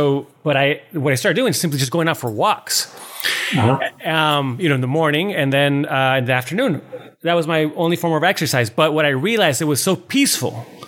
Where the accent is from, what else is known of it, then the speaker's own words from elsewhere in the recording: New York City, New York, United States; now in Los Angeles, United States; I was just trying to get work in LA. I come from New York. I had a really, you know, successful career in New York.